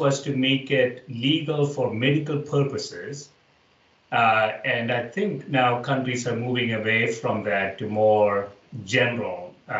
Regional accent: India; moved away as an adult; now in United States; And I grew up in India

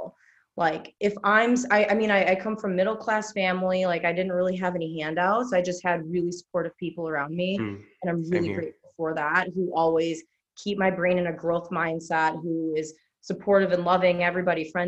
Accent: Chicago, Illinois, United States; now in Indianapolis, United States; I'm from Chicago, so I like a big city

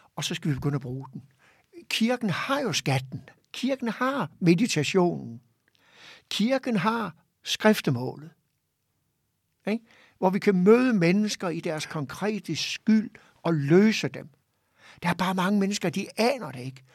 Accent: Hirtshals, North Denmark Region, Denmark; jeg kommer jo op fra Hirtshals, ja. fiskerbyen deroppe, og voksede op i et trygt og godt og harmonisk hjem

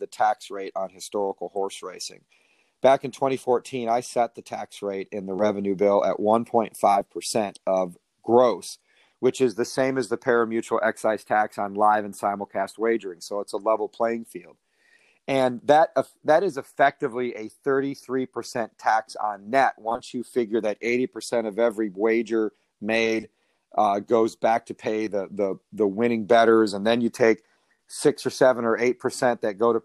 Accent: Michigan, United States; moved away as an adult; now in Kentucky, United States; I was born and raised in Michigan and a graduate of Michigan State, moved to Kentucky to work at Turfway Park in 1992

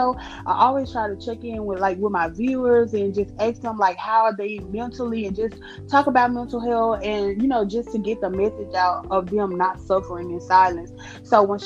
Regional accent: Cleveland, Mississippi, United States; I am originally from Cleveland, Mississippi

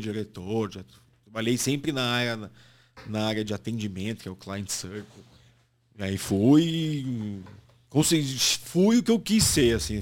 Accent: Santos, São Paulo, Brazil; moved away as an adult; now in São Paulo, Brazil; a infância que crescendo em Santos

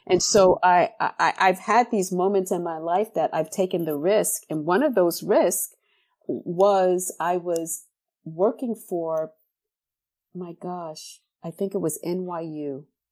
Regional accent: New York City, New York, United States; I came of age in the nineteen eighties in the South Bronx

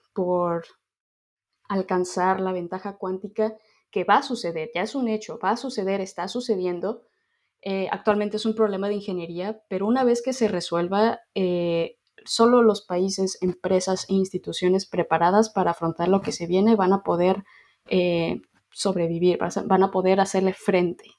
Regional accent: Mexico; moved away as an adult; also born or lived in Ireland; now in Dublin, Ireland; La razón por la que yo me salí de México

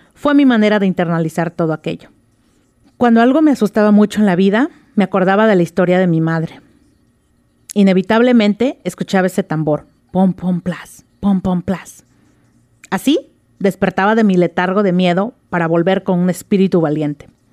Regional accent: Oaxaca, Mexico; moved away as an adult; now in Seattle, United States; Yo nací en Oaxaca, eh, tuve el privilegio de haber nacido en Oaxaca, así que soy oaxaqueña, orgullosa oaxaqueña.

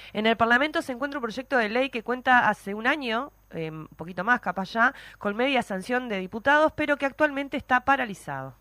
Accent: Maldonado, Uruguay; crecí en Maldonado

